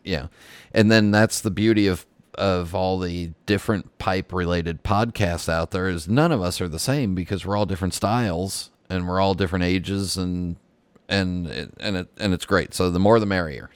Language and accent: English; West Coast, United States; moved away; I'm south of you now, but I grew up on the West Coast